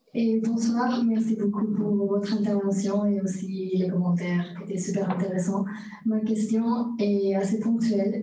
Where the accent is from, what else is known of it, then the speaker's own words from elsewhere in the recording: Spain; French is a second language; now in France; je suis espagnole